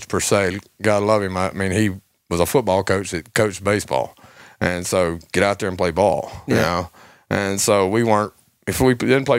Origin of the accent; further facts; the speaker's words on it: Springhill, Louisiana, United States; I grew up in Spring Hill. Was there all my life, basically.